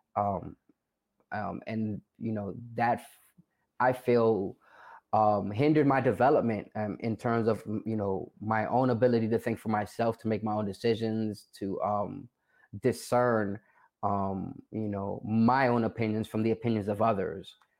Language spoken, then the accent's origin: English; New York City, New York, United States; I'm originally from the South Bronx